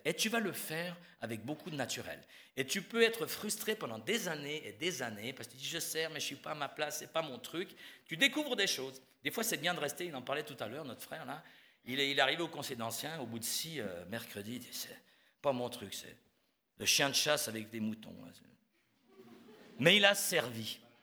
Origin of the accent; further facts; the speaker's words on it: Switzerland; moved away; je suis suisse